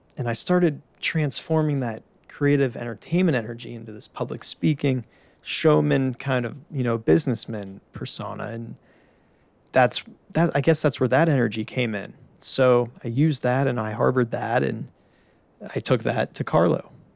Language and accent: English; Pittsburgh, Pennsylvania, United States; now in Tampa, United States; born and raised in Pittsburgh